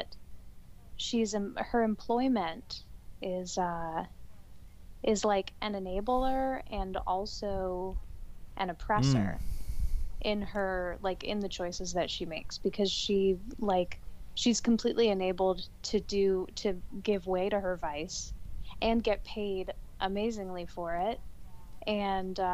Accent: England, United Kingdom; now in New York, United States; We're both English and 26

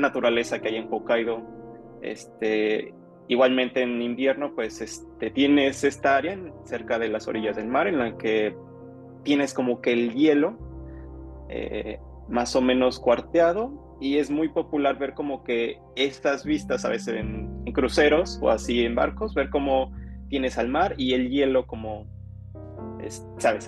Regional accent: Mexico; moved away as an adult; now in Japan; yo soy un mexicano viviendo aquí en Japón

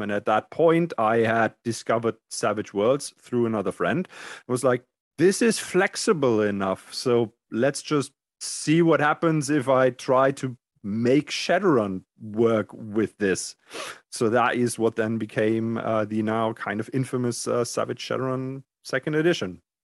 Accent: Germany; D and D did not exist in Germany when I grew up.

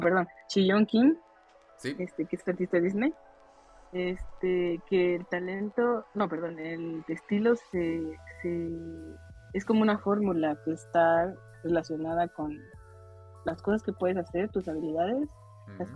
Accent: Chiapas, Mexico; soy de la, del sur de México, en Chiapas

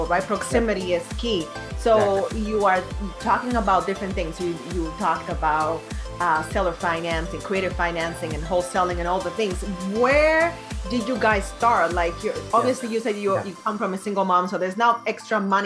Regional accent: Dominican Republic; moved away; I was born and raised in Dominican Republic

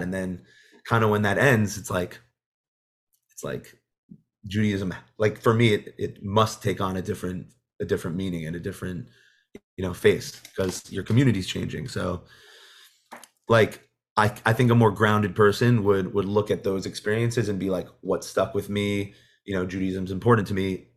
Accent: Monsey, New York, United States; I grew up in Muncie.

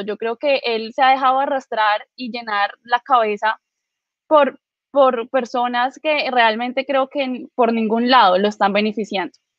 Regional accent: Villavicencio, Meta, Colombia; Yo eh, soy de Villavicencio

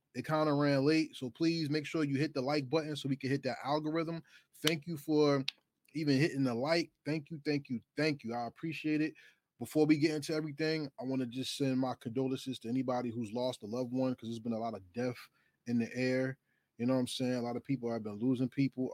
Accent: New Jersey, United States; I'm from New Jersey.

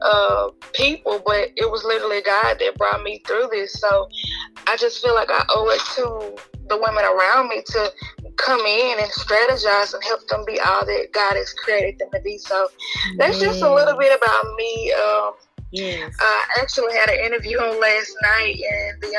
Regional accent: Shreveport, Louisiana, United States; now in Gibson, United States; I am from Shreveport, Louisiana. I currently live in Gibson, Louisiana

